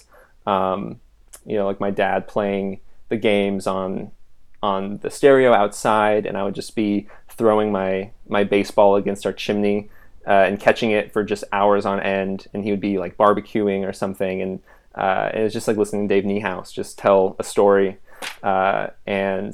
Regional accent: Renton, Washington, United States; I was born in Renton, Washington

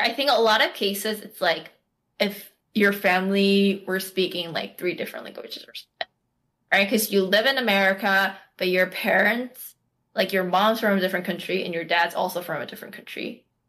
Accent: Daegu, South Korea; accent: Gyeongsang-do; first language Korean; English is a second language; moved away; I'm Daegu.

